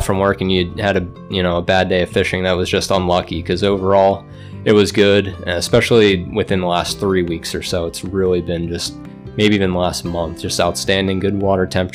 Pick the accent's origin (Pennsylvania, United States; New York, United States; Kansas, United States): Pennsylvania, United States; Bucks County; now in Tunkhannock, United States; I'm from Tunkhannock, originally from Bucks County, closer to the Philadelphia area. I've been here since 2019